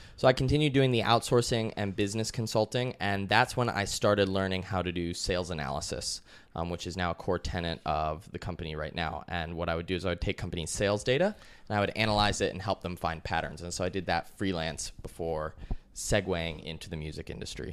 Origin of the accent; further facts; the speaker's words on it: Colorado, United States; moved away as an adult; also born or lived in Chicago, Illinois, United States / Austin, Texas, United States; I was born in Chicago, USA. When I was really young, like three or four years old, my family moved to Colorado. I spent my whole childhood there